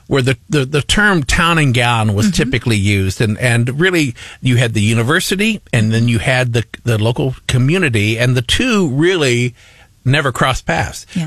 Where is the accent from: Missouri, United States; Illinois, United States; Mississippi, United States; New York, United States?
Missouri, United States; Liberty; I grew oh, up yeah. in Liberty